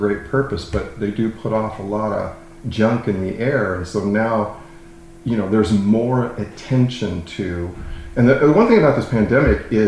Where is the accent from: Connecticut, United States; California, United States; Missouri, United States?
California, United States; Southern; also born or lived in Palm Harbor; I started in the industry, way back in late 80s in Southern California, which is where I'm from